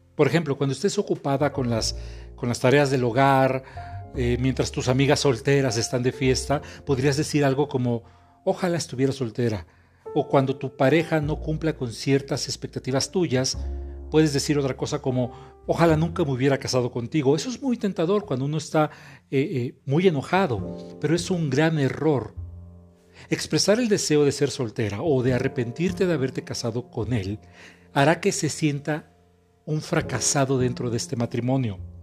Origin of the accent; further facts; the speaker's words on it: Mexico; soy terapeuta mexicano